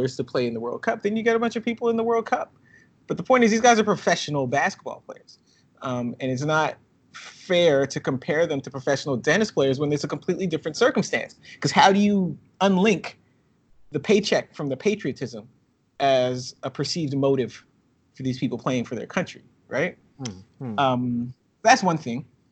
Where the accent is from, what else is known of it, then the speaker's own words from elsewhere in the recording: Chicago, Illinois, United States; now in Canada; my family, we're from Chicago